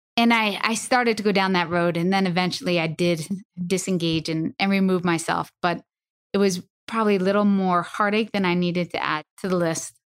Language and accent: English; Northeast, United States; I'm from the Northeast